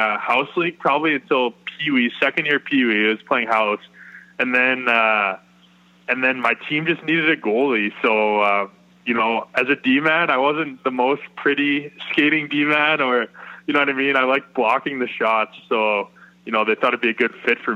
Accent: South County, Affton, Missouri, United States; I grew up playing in Afton's organization

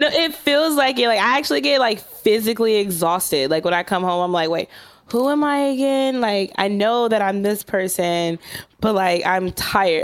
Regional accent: Los Angeles, California, United States; I'm from South Central L

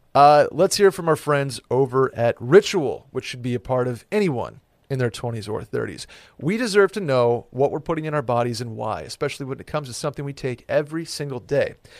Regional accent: Saratoga Springs, New York, United States; moved away as an adult; now in Austin, United States; Saratoga Springs, my hometown

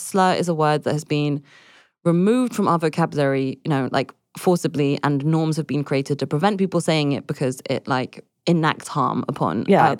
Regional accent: London, United Kingdom; I'm just from London

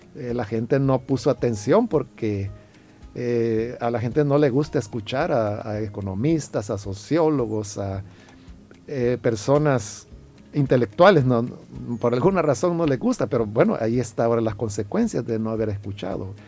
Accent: El Salvador; somos los salvadoreños

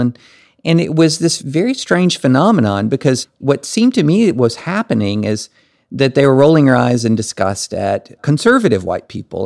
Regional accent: rural Kentucky, United States; moved away as an adult; also born or lived in Alabama / Tennessee / Nashville / Massachusetts; I grew up in rural Kentucky.

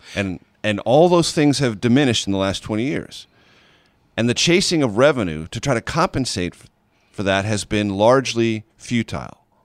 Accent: San Diego, California, United States; moved away as an adult; also born or lived in Missouri; growing up in San Diego, very close to paradise on planet Earth

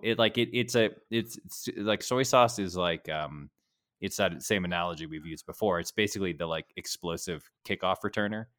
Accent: New England, United States; I'm from New England

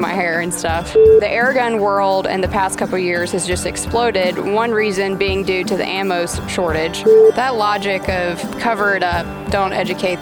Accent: Georgia, United States; a little redneck girl from Georgia

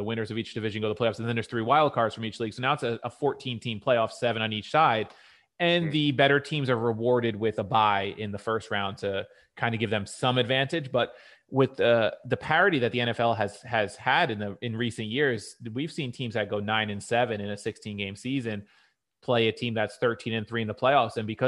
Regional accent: United States; as an American fan

